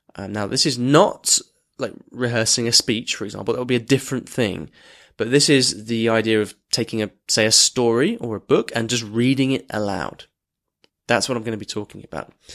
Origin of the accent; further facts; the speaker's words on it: Argentina; I'm from Argentina